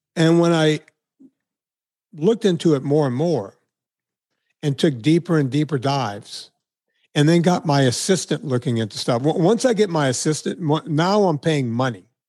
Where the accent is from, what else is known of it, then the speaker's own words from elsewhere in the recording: Deep South, United States; moved away; my hometown, I was noted as one of the more notable people to come from this very small town in the Deep South